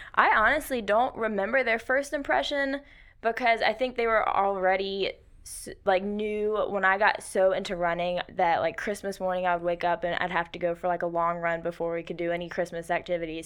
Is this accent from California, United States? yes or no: no; Rock Hill, South Carolina, United States; moved away as an adult; now in Anderson, United States; I'm from the Rock Hill area up toward Charlotte